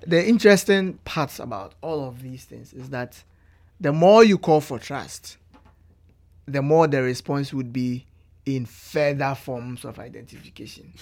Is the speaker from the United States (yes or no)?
no; Ghana; moved away as an adult; now in Canada; as a Ghanaian